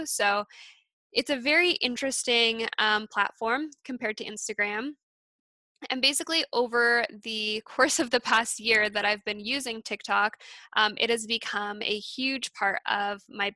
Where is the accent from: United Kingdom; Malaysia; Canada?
Canada; Alberta; moved away as an adult; also born or lived in East Coast, Canada; I grew up in Alberta, moved to the East Coast, and I'm back in Calgary now.